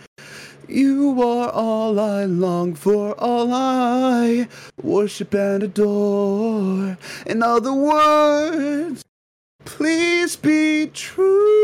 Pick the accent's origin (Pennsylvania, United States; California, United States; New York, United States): California, United States; I'm from California.